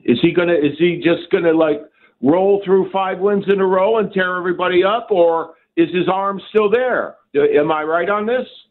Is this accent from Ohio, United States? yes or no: yes; Cleveland, Ohio, United States; I was from Cleveland